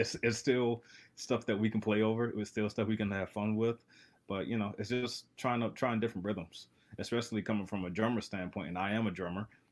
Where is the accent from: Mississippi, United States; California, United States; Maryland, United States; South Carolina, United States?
Maryland, United States; Baltimore; I'm from Baltimore